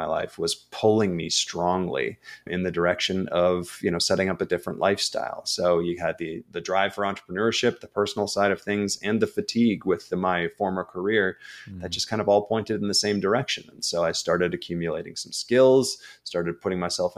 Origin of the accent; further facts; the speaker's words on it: Minneapolis, Minnesota, United States; moved away; I didn't grow up on the East Coast. I grew up in Minneapolis